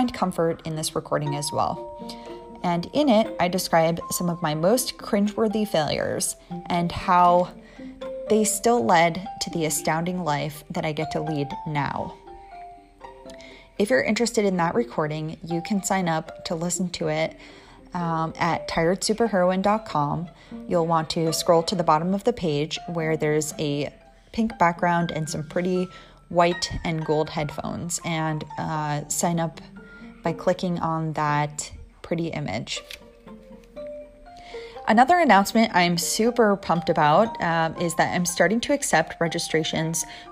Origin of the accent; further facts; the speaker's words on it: New Jersey, United States; accent: East Coast; now in Southern California, United States; in New Jersey, where I'm from, we don't have time to say water, so we say water